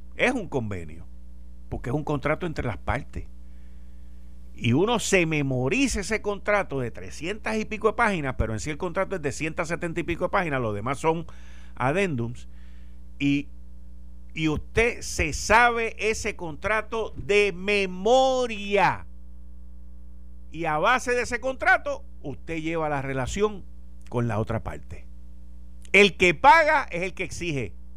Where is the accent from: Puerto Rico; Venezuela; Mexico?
Puerto Rico